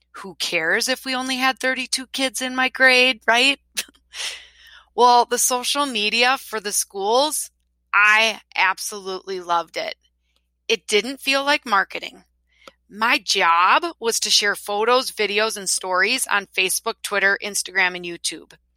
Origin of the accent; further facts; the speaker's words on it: Wisconsin, United States; I'm from Wisconsin